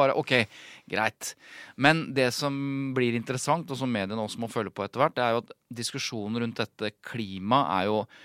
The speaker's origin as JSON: {"language": "Norwegian", "town": "Jevnaker", "region": "Innlandet", "country": "Norway", "said": "Jeg er jo fra Jevnaker"}